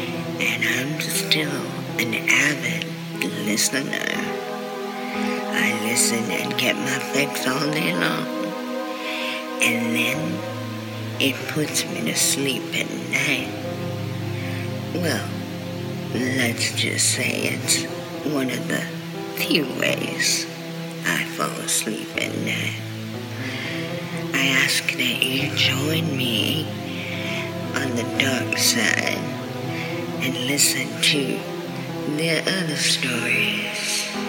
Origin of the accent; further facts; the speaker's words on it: Southern California, United States; I'm from Southern California, of course.